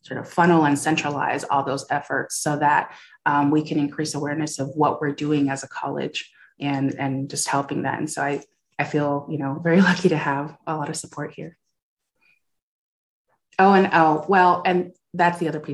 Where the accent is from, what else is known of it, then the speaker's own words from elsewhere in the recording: California, United States; moved away as an adult; also born or lived in Iowa; I'm from California